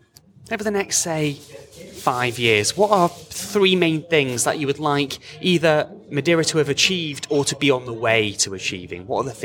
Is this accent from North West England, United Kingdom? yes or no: yes; Rawtenstall, North West England, United Kingdom; I'm from Lancashire.